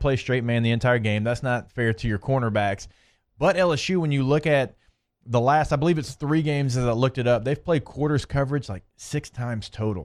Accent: Shreveport, Louisiana, United States; My hometown, shout out, three one eight.

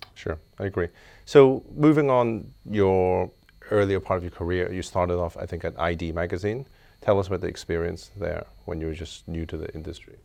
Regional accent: Belfast, Northern Ireland, United Kingdom; now in Hong Kong; I grew up in Belfast

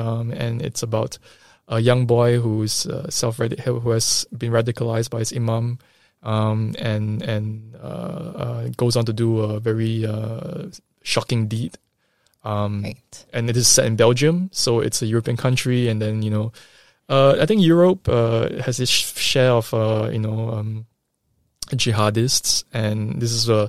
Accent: Singapore; You know, I mentioned sometime earlier that I'm Singaporean Chinese.

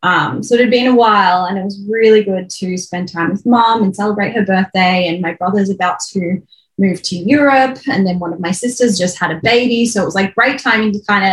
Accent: Melbourne, Victoria, Australia; moved away as an adult; now in Brisbane, Australia; But I grew up in Melbourne and I'm now in Brisbane

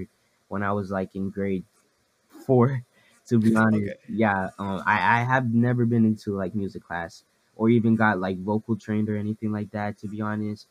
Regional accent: Ottawa, Ontario, Canada; I'm from Ottawa, Ottawa, Canada

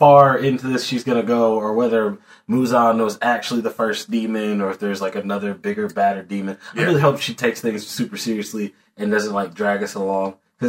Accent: East Texas, United States; moved away; I'm from East Texas, and that's about as far east before now, like I'm on the East Coast. Like, that I've ever been.

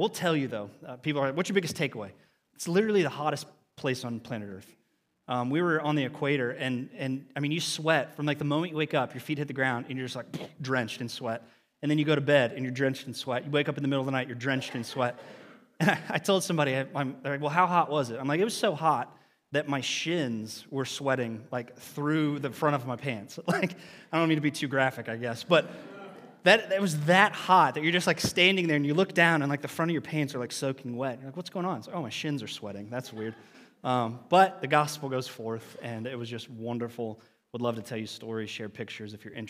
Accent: Lancaster, Ohio, United States; I had the opportunity to serve at the church that I grew up in down in Lancaster, Ohio, with people.

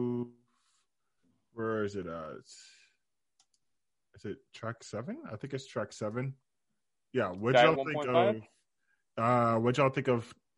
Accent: Sacramento, California, United States; with me and Alan, we're from Sac in the Bay

